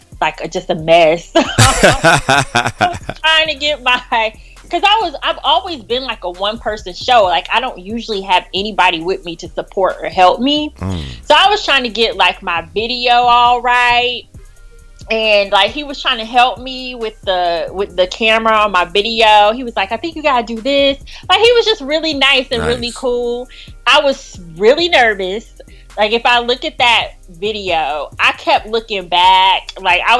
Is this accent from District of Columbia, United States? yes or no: no; Florida, United States; moved away as an adult; now in Washington, D.C., United States; I'm originally from Florida